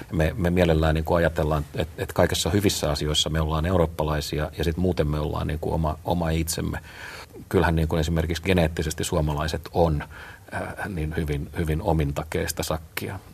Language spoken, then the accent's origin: Finnish; Tampere, Pirkanmaa, Finland; mun kotikaupunkini Tampere, joka on maailman suurikokoisin kylä